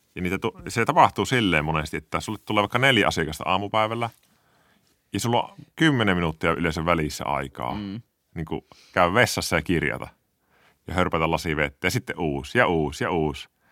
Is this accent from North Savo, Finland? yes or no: yes; Kuopio, North Savo, Finland; mä oon kasvanut Kuopiossa Petosella